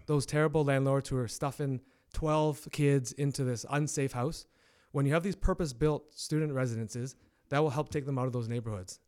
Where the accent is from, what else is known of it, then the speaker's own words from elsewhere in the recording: Hamilton, Ontario, Canada; local, born and raised in Hamilton.